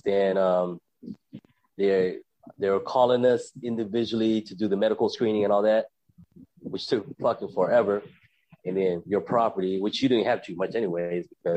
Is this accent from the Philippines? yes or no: yes; Philippines; moved away; It's the Philippines